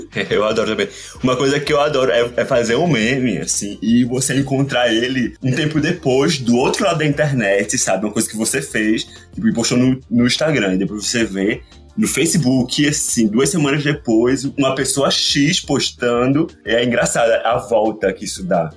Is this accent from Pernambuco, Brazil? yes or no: yes; Recife, Pernambuco, Brazil; a gente é do Recife